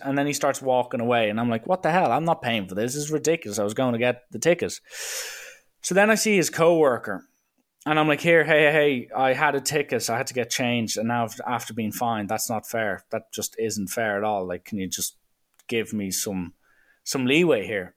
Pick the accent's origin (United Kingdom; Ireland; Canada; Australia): Ireland; I'm like, uh, Ireland